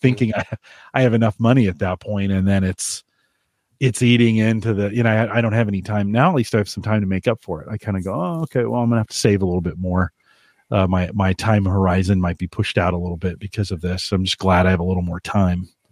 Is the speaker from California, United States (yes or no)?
yes; California, United States; I grew up in California